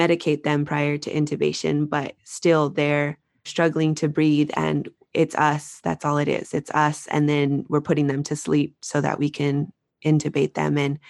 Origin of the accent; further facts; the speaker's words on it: Albuquerque, New Mexico, United States; Yes, I'm from Albuquerque, New Mexico, and I had a friend who I used to work with.